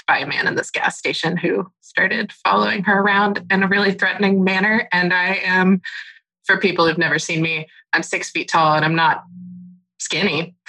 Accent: the South, United States; I was raised in the South

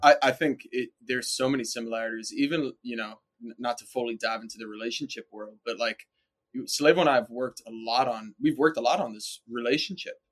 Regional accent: New York, United States; I'm born and raised in New York

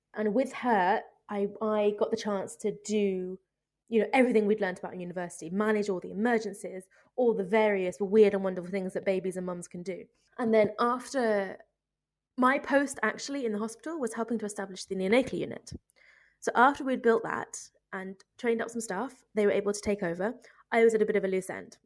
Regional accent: United Kingdom; moved away as an adult; now in Ethiopia; as a British midwife

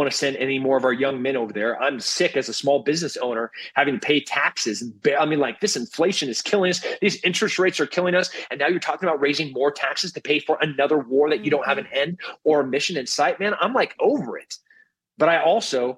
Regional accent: Texas, United States; as a Texan

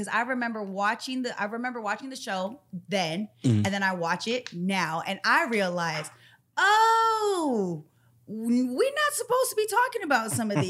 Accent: Central Valley, California, United States; moved away as an adult; also born or lived in Hawaii; now in San Francisco Bay Area, United States; I'm originally from Hawaii, then I grew up in the Central Valley. So I grew up really in a small town with two stoplights.

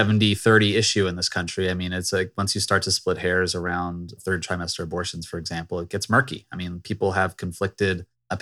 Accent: Virginia, United States; Like, okay, I'm from Virginia, for example.

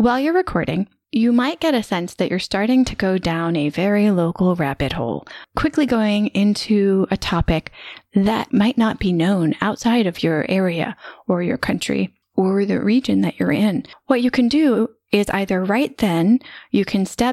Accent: United States; moved away as an adult; I spent the majority of the past 16 years living outside my home country, which is the US.

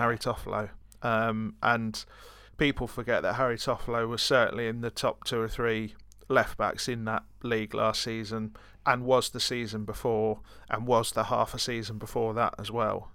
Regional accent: Brighton, South East England, United Kingdom; I'm from Brighton, so, you know, technically that's a different country to Yorkshire

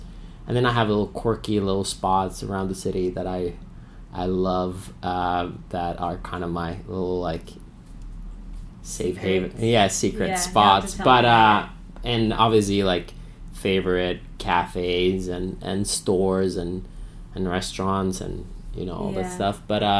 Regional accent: Finland; English is a second language; moved away; I grew up in Finland

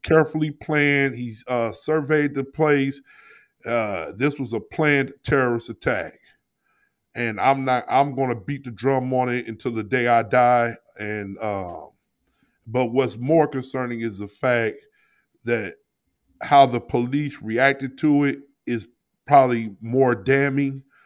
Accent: St. Louis, Missouri, United States; I'm from Saint Louis

